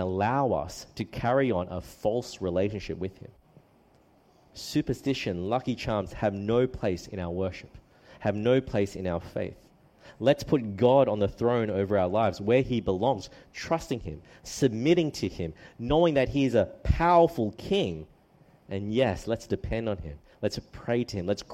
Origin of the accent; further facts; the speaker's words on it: Australia; also born or lived in New South Wales / Queensland; although I'm Australian, I do have a Chinese background